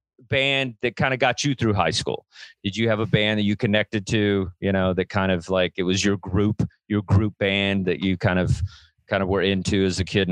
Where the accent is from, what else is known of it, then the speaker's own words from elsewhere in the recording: Texas, United States; for a kid growing up in Texas